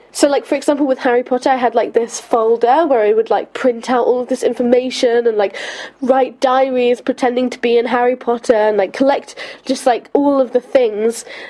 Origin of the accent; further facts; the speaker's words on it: London, United Kingdom; growing up in London